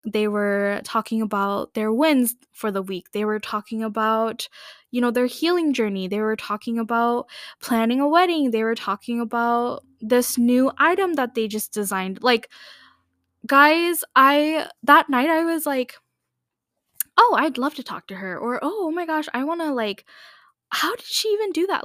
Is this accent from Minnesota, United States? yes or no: yes; Minneapolis, Minnesota, United States; I grew up here in the Minneapolis, Saint Paul area in Minnesota